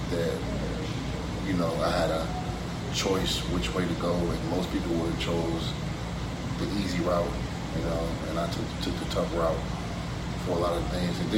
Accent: Detroit, Michigan, United States; also born or lived in Dallas, Texas; back and forth between Detroit and Dallas, but born and raised in Detroit, spent some time in Dallas, back and forth through high school.

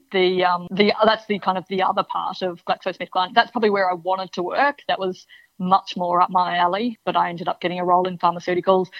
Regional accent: Melbourne, Victoria, Australia; My mum's originally from the UK, but yeah, we we grew up in Melbourne

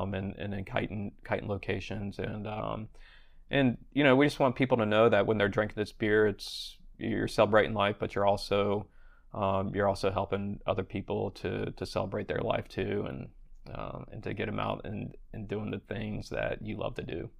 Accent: Charleston, South Carolina, United States; moved away as an adult; also born or lived in Vail, Colorado / Colorado Springs, Colorado; I'd moved back to my hometown in Charleston, South Carolina.

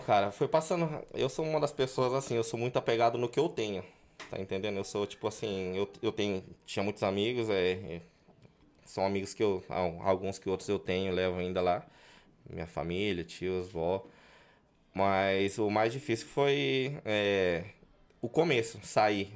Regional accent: Goioerê, Paraná, Brazil; moved away as an adult; also born or lived in Moreira Sales, Paraná, Brazil; now in Madrid, Spain; com 4, 5 anos mudei para Goiuerê, onde vivi até os, até os 19 anos

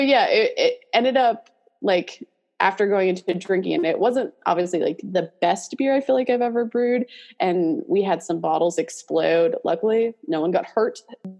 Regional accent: New York, United States; grew up in Western New York, coldest place I've ever lived, though I do love the snow, so it does make me miss it being down here now.

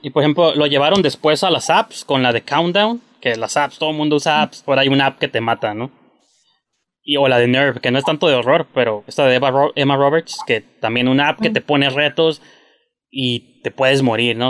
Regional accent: Mexico; soy mexicano

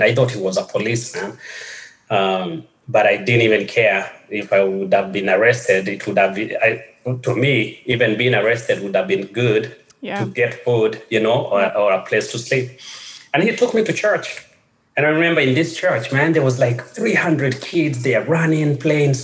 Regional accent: Kenya; moved away; growing up in Kenya was a bit different from the life I have right now or my life after childhood.

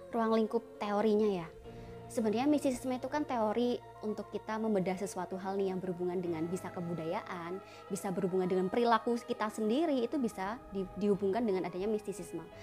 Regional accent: Java, Indonesia; saya kan orang Jawa. Orang tua saya Jawa

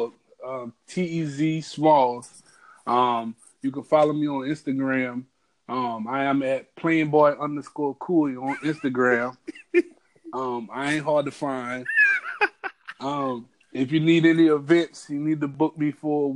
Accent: Holly Hill, United States; growing up in Holly Hill

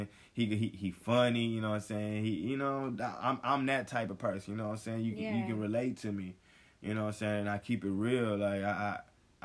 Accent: Houston, Texas, United States; moved away as an adult; also born or lived in Waco, Texas; now in Los Angeles, United States; that's when I moved away from Houston, because I went to school in Waco, Texas

